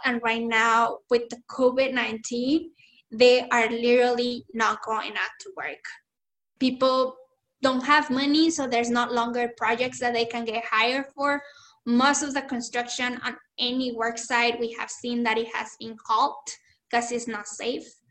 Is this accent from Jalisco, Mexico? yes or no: no; Chihuahua, Mexico; now in Tucson, United States; I was born in Chihuahua, Chihuahua, Mexico that that was the state that I was born and I grew up.